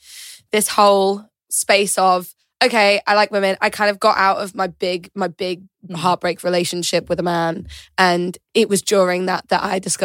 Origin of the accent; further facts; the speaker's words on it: York, Yorkshire and the Humber, United Kingdom; I'm from York, so that's a very kind of small Yorkshire place where there aren't any queer spaces, or there weren't when I was kind of growing up.